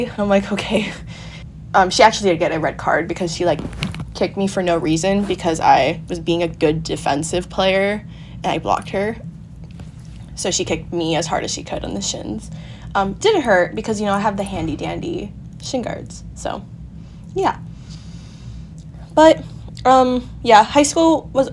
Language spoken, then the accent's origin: English; Huntington Beach, California, United States; I'm half always lived in Huntington Beach